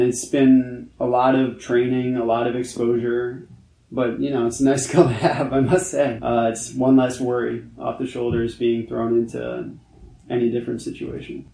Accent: New York City, New York, United States; I'm actually born and raised in New York, New York City, Manhattan

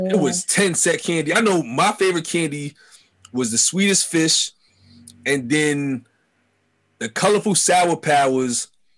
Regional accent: New York City, New York, United States; born or raised there

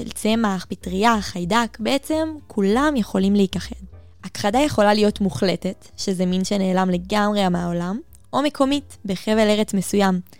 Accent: Midreshet Ben-Gurion, Southern District, Israel; ממדרשת בן גוריון.

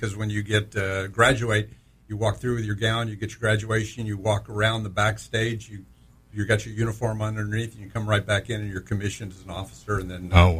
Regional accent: Orlando, Florida, United States; Well, Orlando.

